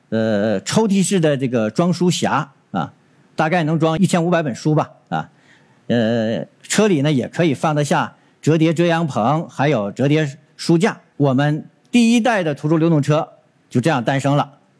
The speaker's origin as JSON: {"language": "Chinese", "region": "northern China", "country": "China", "lives_now": "Dongguan, China", "said": "我是从北方来到东莞的，南北方的气候差异很大"}